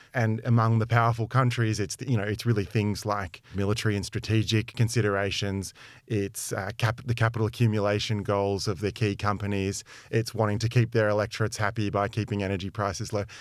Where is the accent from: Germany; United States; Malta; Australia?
Australia; Melbourne, Victoria; moved away as an adult; now in London, United Kingdom; I grew up in Melbourne